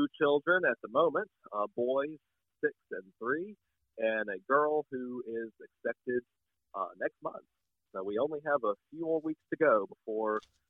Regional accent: Chattanooga, Tennessee, United States; moved away as an adult; also born or lived in St. Louis, Missouri / Rochester, Minnesota; now in Pascagoula, United States; I was born and raised in East Tennessee, in Chattanooga.

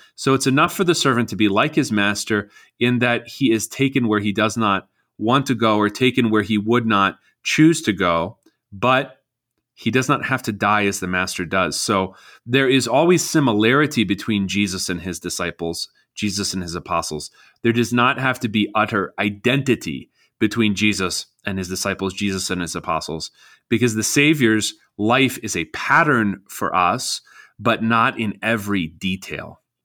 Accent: United States; as American citizens

